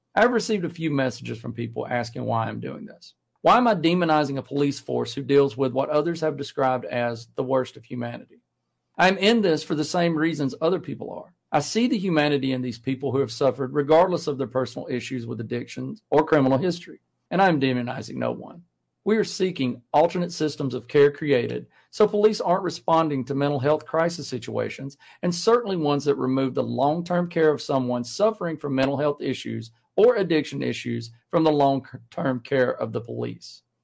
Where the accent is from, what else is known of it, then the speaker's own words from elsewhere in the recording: Jasper, Alabama, United States; moved away; I'm no longer in Walker County, but it was my home for more than half my life, and Jasper is my hometown